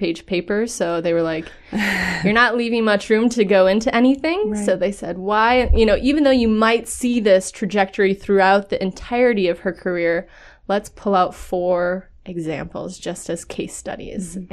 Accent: Minnesota, United States; I'm a nobody from Minnesota

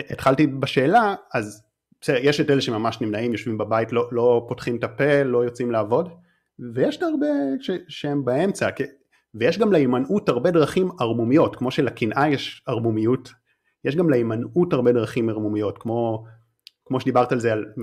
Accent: North, Israel; אני במקור מהצפון, אה, אני עדיין נוסע הרבה לתל אביב, אבל די, לא רוצה יותר לגור במרכז

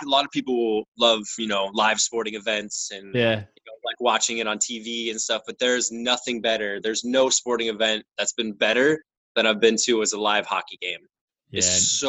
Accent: Chico, California, United States; moved away as an adult; Born and raised in California. But I've been pretty much everywhere that you could possibly think of.

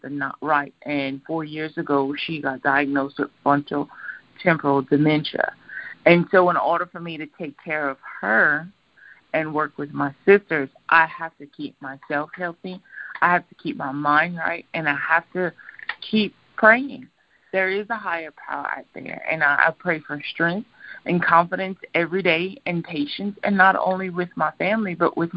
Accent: Louisiana, United States; I'm from Louisiana. I love my alcohol. I love my Cajun food.

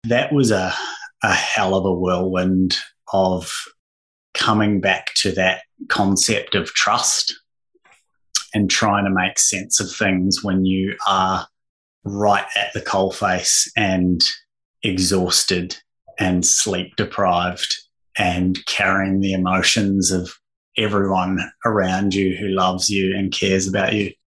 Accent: Invercargill, Southland, New Zealand; now in Australia; I'm just a Kiwi boy who was actually born in Australia, but only spent a few years here while my parents were here on an extended working stay, but grew up in the far south of NZ in a wonderful little place called Invercargill

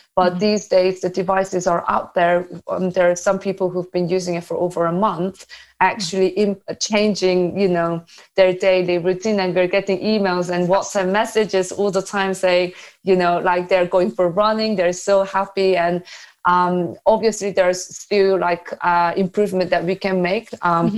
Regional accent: South Korea; moved away; I'm from South Korea

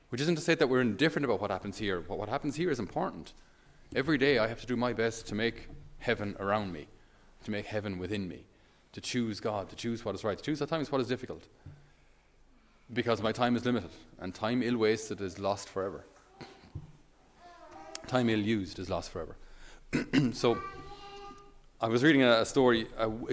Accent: Ireland; as a Irish person

